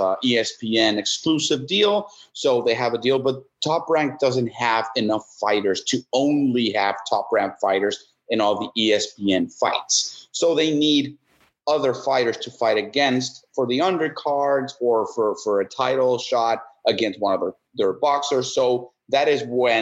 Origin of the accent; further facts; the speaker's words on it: Mexico; moved away as an adult; also born or lived in Texas; now in United States; So I was born in Texas. When I was 2 months old, came back to Mexico. American mother, Mexican dad. So bicultural from birth, but lived in Mexico my whole life